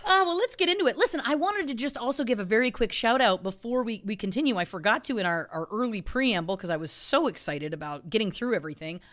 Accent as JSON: {"language": "English", "town": "Belleville", "region": "Ontario", "country": "Canada", "tie": "born or raised there", "said": "my hometown of Belleville, Ontario, Canada"}